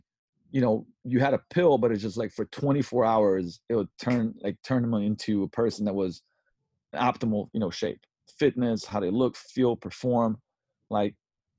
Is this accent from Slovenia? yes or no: yes; Slovenia; English is a second language; also born or lived in London, United Kingdom; I was born in Yugoslavia, before the war, so it's still Yugoslavia. And when I was 7, we moved to London, and when I was 11, we moved back, right, pretty much around where the war happened. Then it became Slovenia.